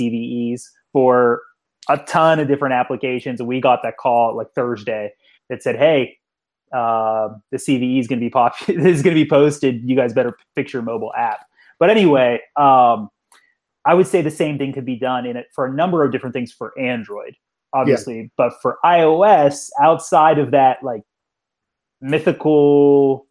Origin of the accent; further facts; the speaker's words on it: Pittsburgh, Pennsylvania, United States; I'm from Pittsburgh